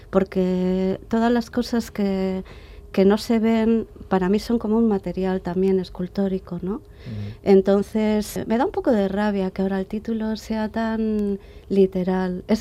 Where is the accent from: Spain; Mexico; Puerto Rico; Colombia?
Spain; Bilbao, Basque Country; Bilbao era mi ciudad es mi ciudad de origen.